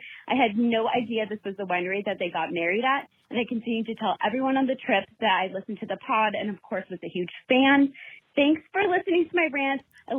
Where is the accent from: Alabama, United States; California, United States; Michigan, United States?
Michigan, United States; Hart; By the way … from Hart, Michigan. Love you guys.